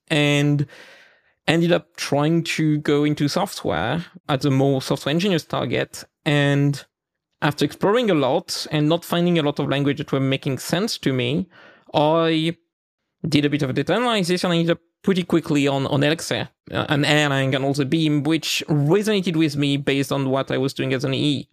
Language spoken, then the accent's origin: English; the east of France, France; accent: French; English is a second language; I live in France, right? Like, so my, my accent may have helped a few listeners to discover that. And in the east of France, particularly